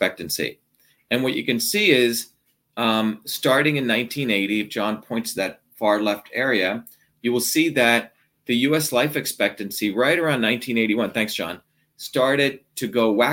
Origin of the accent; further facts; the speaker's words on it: India; now in United States; I grew up on goat milk when I was born in India